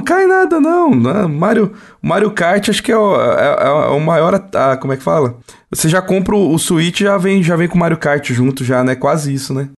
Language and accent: Portuguese; Brazil; A gente é brasileiro